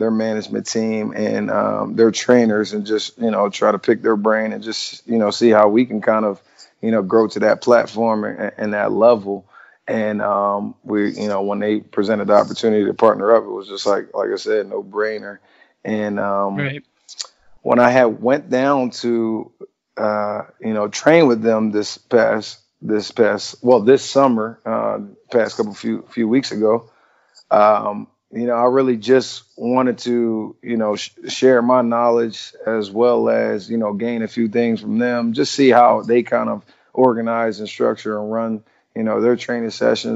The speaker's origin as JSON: {"language": "English", "area": "Coachville", "region": "Pennsylvania", "country": "United States", "tie": "born or raised there", "moved": "yes", "said": "Coaching Victory out in Coachville, Pennsylvania"}